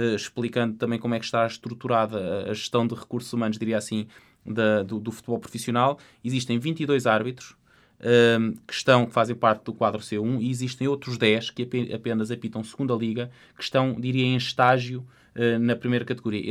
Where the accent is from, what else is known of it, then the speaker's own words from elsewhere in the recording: Portugal; como portugueses